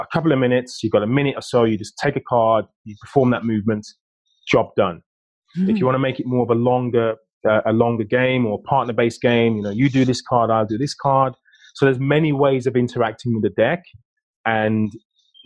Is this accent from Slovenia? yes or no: no; United Kingdom; being British